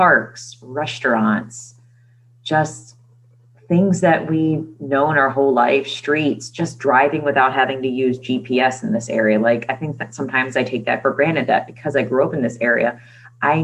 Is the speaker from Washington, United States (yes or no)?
no; Maryland, United States; We are moving from Maryland. I've never moved before in my entire life, except when I was like 6